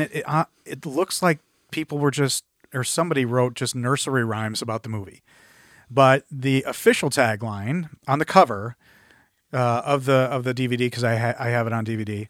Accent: Midwest, United States; I'm a Midwesterner who says Conan

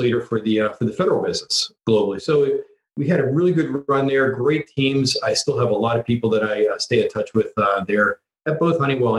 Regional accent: Prince George's County, D.C., Maryland, United States; I am one of the few probably of native Washingtonians here. So I grew up outside of Washington, D.C. in Prince George's County.

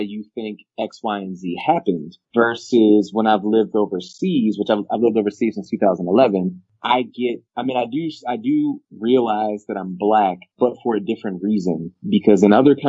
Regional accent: Baltimore, Maryland, United States; moved away as an adult; also born or lived in Philippines / Sweden / Iraq; now in Costa Rica; back in Baltimore, my hometown

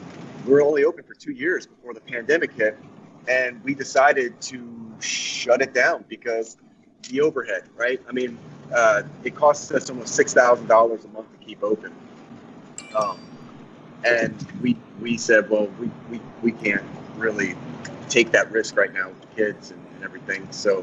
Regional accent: New Orleans, Louisiana, United States; now in Houston, United States; So we're from New Orleans. So we're super proud of New Orleans, too.

